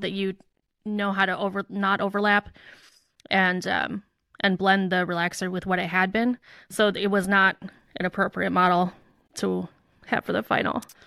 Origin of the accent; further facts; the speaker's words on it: Chicago, Illinois, United States; I grew up in the Chicago suburbs